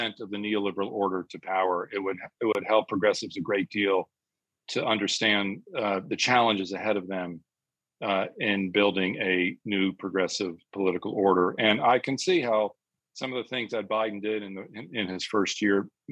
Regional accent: United States; moved away as an adult; now in England, United Kingdom; I'm an American living in Britain

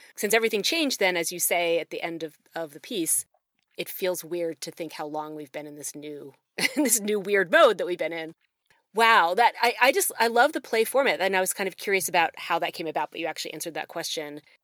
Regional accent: Newtown Square, Pennsylvania, United States; now in Oxford, Mississippi, United States; I grew up in Newtown Square

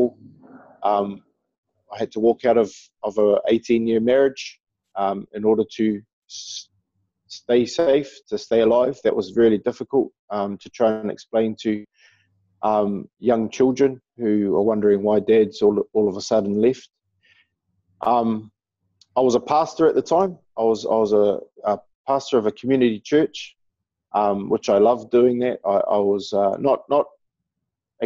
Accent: Auckland, New Zealand; someone from New Zealand, someone who's deeply connected to Aotearoa, to our land.

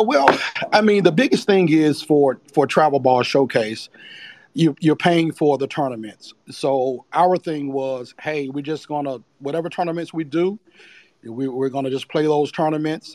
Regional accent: Charlotte, North Carolina, United States; born and raised in Charlotte, North Carolina. Been there all my life.

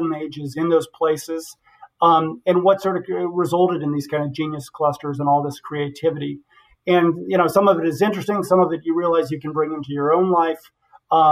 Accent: Western Nebraska, United States; I'm from Western Nebraska. I have a father who was a farmer

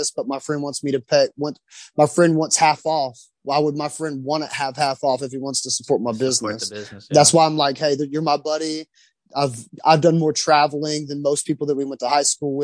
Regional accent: Waxahachie, Texas, United States; She and I grew up in Waxahachie High School together

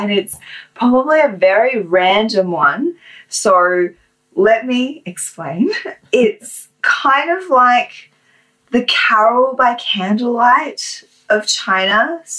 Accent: Australia; And so as a Chinese Australian, it doesn't matter how much you identify as being Australian.

